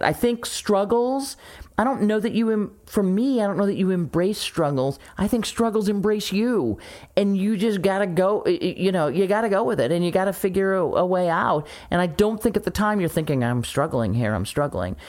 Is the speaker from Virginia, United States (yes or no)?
no; St. Louis, Missouri, United States; moved away; my hometown, uh, radio station, Camo X in Saint Louis